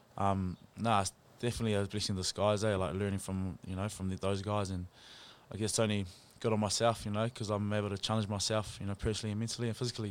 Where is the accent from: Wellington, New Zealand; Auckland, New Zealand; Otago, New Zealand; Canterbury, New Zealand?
Auckland, New Zealand; Pukekohe; moved away; also born or lived in Nelson; I'm originally from Pookie up north